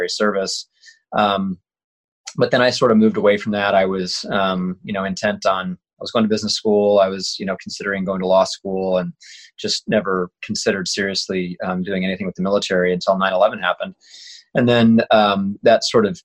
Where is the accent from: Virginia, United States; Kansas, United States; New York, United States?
Kansas, United States; I grew up in Kansas, so there's not much